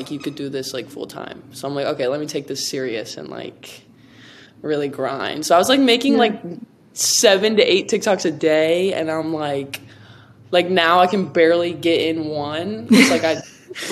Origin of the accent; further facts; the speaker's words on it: Ohio, United States; moved away as an adult; also born or lived in Florida; now in Los Angeles, United States; I'm from Ohio